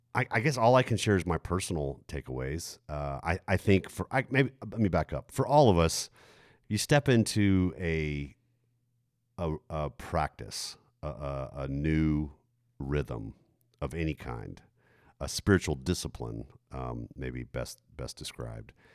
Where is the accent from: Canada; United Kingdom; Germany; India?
Germany; moved away; I grew up in Germany